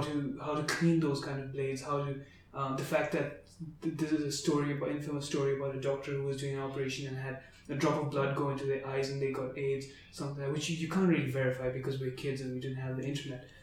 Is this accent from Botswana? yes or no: yes; Botswana; I grew up in Botswana.